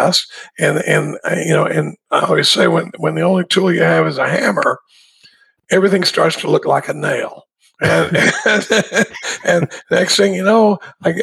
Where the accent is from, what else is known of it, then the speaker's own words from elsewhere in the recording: Dallas, Texas, United States; I grew up in Dallas